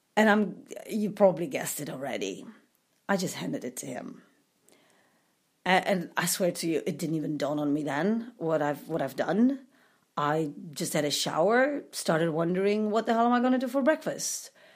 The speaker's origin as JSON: {"language": "English", "country": "Poland", "moved": "yes", "said": "I'm from Poland"}